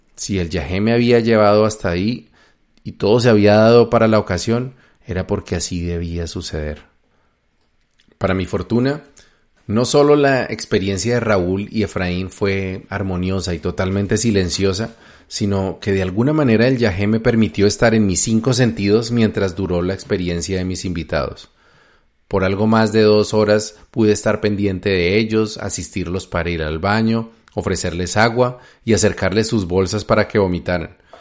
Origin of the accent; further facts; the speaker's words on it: Colombia; moved away as an adult; also born or lived in United States; me presenté como un colombiano admirador del libro de Urantia